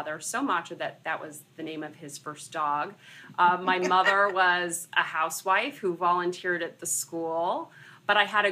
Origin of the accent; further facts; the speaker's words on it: Los Angeles, California, United States; moved away as an adult; also born or lived in Santa Barbara; now in New York City, United States; I was born and raised in Los Angeles.